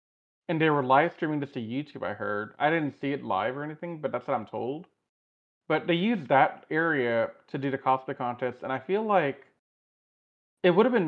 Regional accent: Houston, Texas, United States; given I'm from Houston, and we're in a heat stroke, like in a heat wave right now.

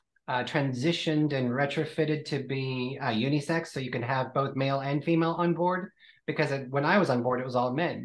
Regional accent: Kansas, United States; moved away as an adult; now in London, United Kingdom; Born and raised in Kansas, which is the Bible Belt

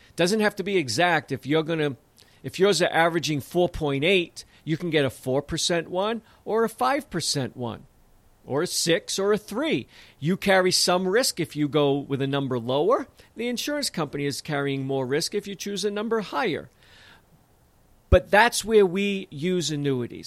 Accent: south of Boston, New England, Massachusetts, United States; growing up in New England, especially south of Boston, where I say, "Use guys,"

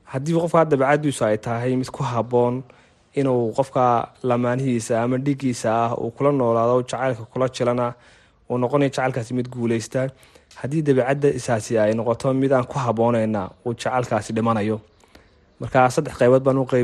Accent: Hargeisa, Woqooyi Galbeed, Somalia; waxa aan ku dhashay oon ku barbaaray magaalada hargeysa

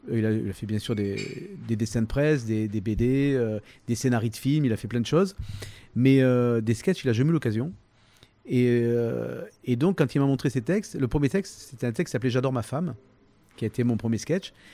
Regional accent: Toulon, Provence-Alpes-Côte d'Azur, France; accent: varois; also born or lived in Lille / Sanary-sur-Mer / Six-Fours-les-Plages / Saint-Mandrier-sur-Mer; j'ai grandi à Toulon

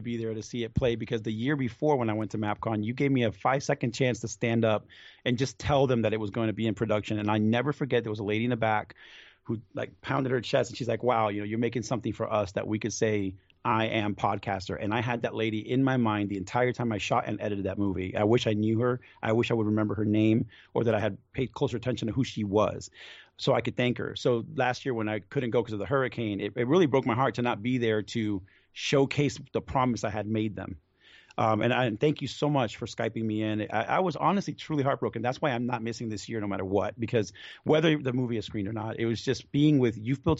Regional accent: Venezuela; now in United States; I come from Venezuela, so we came with not much to this country.

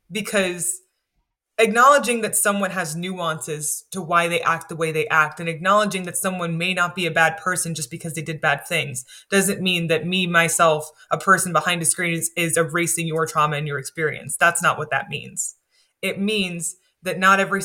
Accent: United States; I grew up in the States

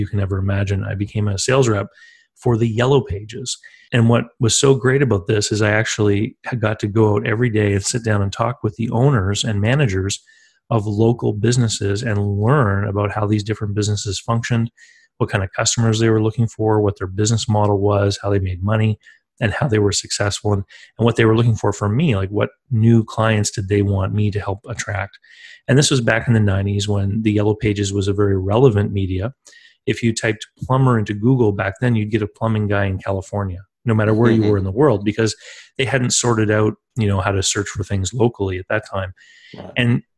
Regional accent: East Coast of Canada, Canada; I'm from the East Coast of Canada, and I grew up here near two different coastlines, actually

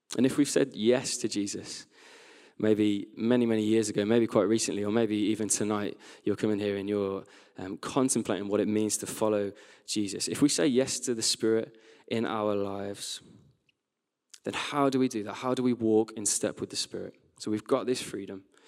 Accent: West Midlands, United Kingdom; now in Sheffield, United Kingdom; As a teenager, I grew up in the West Midlands

